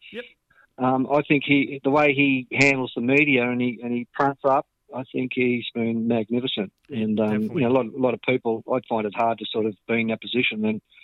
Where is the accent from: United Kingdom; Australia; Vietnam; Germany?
Australia; Sydney, New South Wales; growing up in Mount Pritchard, I played soccer first couple of years